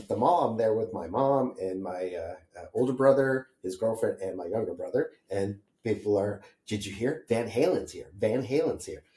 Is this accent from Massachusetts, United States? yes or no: yes; Holyoke, Massachusetts, United States; I grew up in Western Massachusetts in Holyoke, Massachusetts